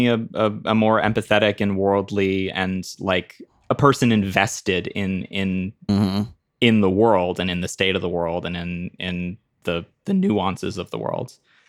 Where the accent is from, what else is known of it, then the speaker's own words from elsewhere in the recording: Zimbabwe; also born or lived in Italy; Like, I'm American, but I grew up in Zimbabwe and spent a good chunk of my life in Italy.